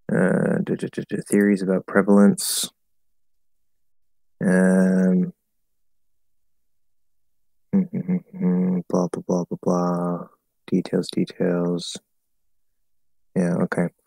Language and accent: English; Michigan, United States; You know, I'm from Michigan.